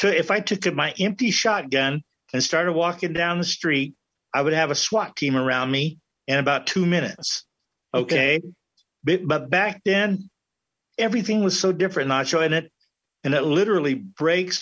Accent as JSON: {"language": "English", "country": "United States", "tie": "born or raised there", "said": "I grew up here in America"}